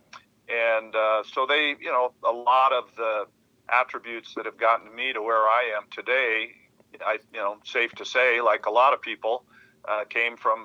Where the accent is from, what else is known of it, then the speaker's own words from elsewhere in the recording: Hardin, Montana, United States; I have fond memories of growing up in Hardin